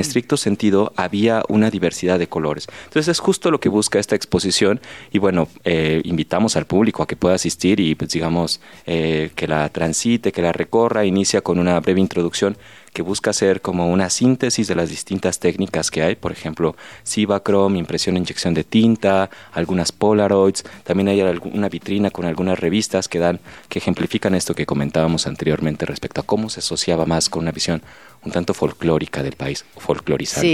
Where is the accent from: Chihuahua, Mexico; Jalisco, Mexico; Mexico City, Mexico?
Mexico City, Mexico; Yo soy chilango